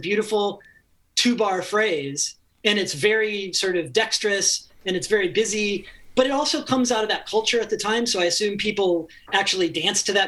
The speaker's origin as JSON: {"language": "English", "region": "rural Ohio", "country": "United States", "tie": "born or raised there", "moved": "as an adult", "lives_now": "Los Angeles, United States", "said": "my hometown in, you know, rural Ohio, which, you know, had 8,000 people in it."}